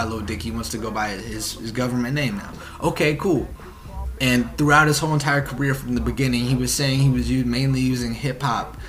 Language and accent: English; Oregon, United States; I'm from Oregon